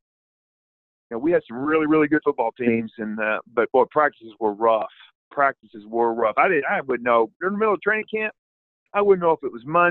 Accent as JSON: {"language": "English", "town": "Broken Arrow", "region": "Oklahoma", "country": "United States", "said": "I was from Broken Arrow"}